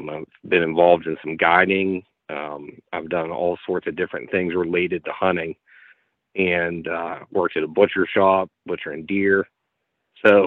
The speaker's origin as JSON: {"language": "English", "region": "Eastern Ohio", "country": "United States", "tie": "born or raised there", "said": "I was born and raised in Ohio, Eastern Ohio"}